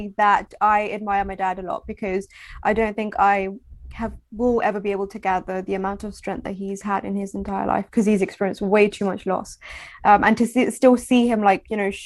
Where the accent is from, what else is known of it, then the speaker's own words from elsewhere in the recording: United Kingdom; I'm so British